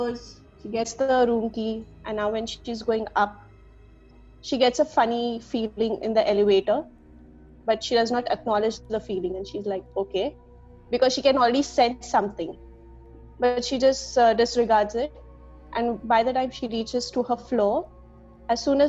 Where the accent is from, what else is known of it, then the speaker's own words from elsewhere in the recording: Pune, Maharashtra, India; I'm from Pune.